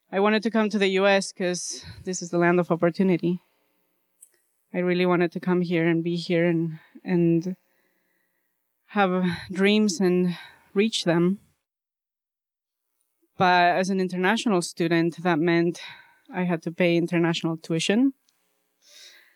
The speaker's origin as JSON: {"language": "English", "country": "Bolivia", "tie": "born or raised there", "moved": "yes", "said": "I grew up in Bolivia."}